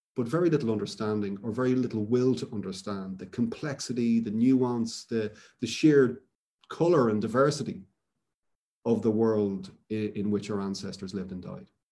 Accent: Dublin, Leinster, Ireland; moved away; I grew up in Dublin where there's an enormous obelisk to Wellington in the Phoenix Park

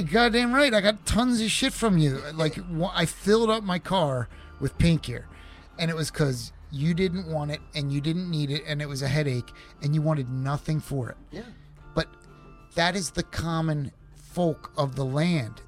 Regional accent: suburbs of Philadelphia, Pennsylvania, United States; moved away as an adult; now in Oregon, United States; I'm originally from the suburbs of Philadelphia, Pennsylvania

